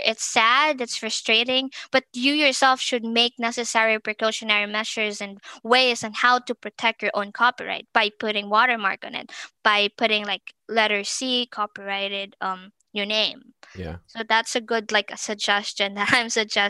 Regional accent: Philippines; moved away as an adult; now in United States; initially I'm from the Philippines

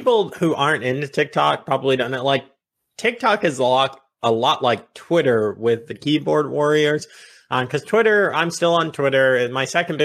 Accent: Virginia, United States; also born or lived in Long Island, New York; I'm a Virginia boy. I grew up here. We moved. I was a kid when we moved.

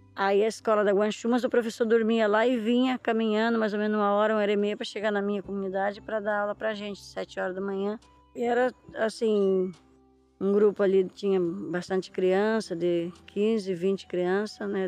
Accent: Ilhabela, São Paulo, Brazil; eu nasci na ilha de Búzios

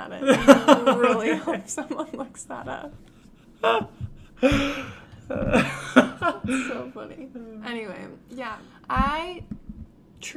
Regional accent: Las Vegas, Nevada, United States; moved away; I really liked growing up in Vegas, and I love that my parents still live there

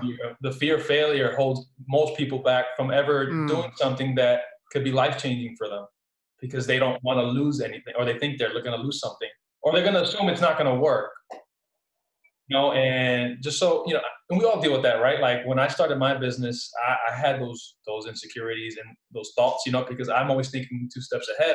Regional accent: Newark, New Jersey, United States; I actually grew up in Newark, New Jersey, born and raised Newark, New Jersey.

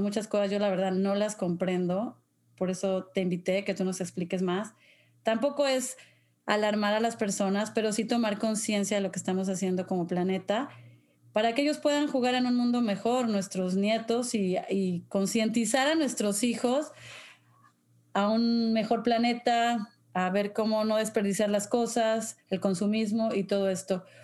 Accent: Mexico; moved away; yo cuando era niña en México

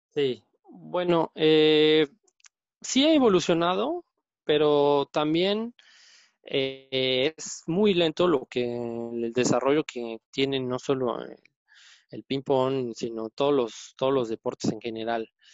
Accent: Puebla, Mexico; moved away; soy poblano

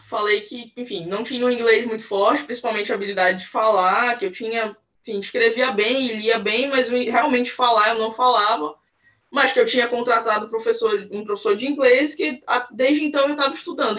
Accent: Belém, Pará, Brazil; eu sou de Belém do Pará, Amazônia aqui

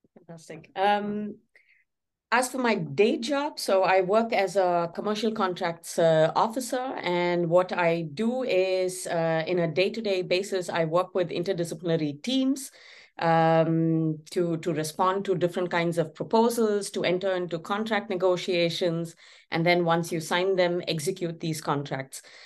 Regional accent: Chennai, Tamil Nadu, India; my hometown, Chennai

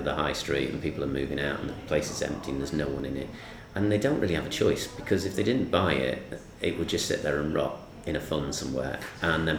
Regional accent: Southport, North West England, United Kingdom; my hometown, Southport

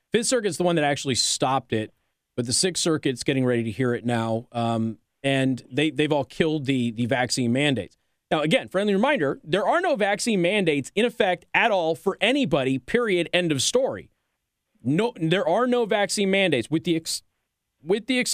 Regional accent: Nevada, United States; moved away; also born or lived in Tacoma, Washington; I'm from Nevada

